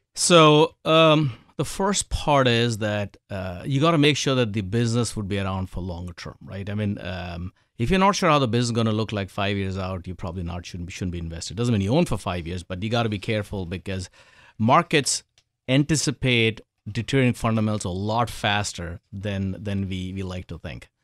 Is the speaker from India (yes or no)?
yes; India; moved away; I was born in India, grew up in India